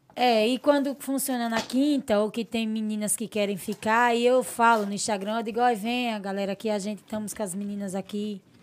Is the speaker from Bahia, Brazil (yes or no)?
no; Porto Real do Colégio, Alagoas, Brazil; De Porto Real do Colégio, São Brás, que é tudo colégio, foi onde eu me criei.